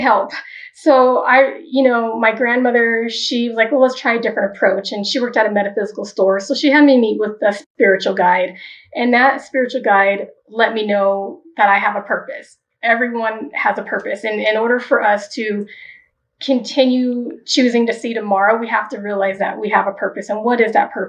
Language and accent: English; Wichita, Kansas, United States; now in Denver, United States; I was born in Wichita, Kansas. And at that point, my mother and my sisters lived with my father's mother, and she was Catholic. And so for a while there, we did go to Catholic churches. And then when we moved to Denver, where I'm here now